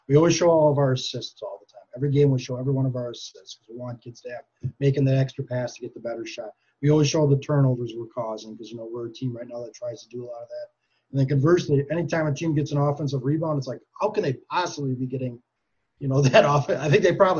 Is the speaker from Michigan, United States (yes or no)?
no; Green Bay, Wisconsin, United States; growing up in Green Bay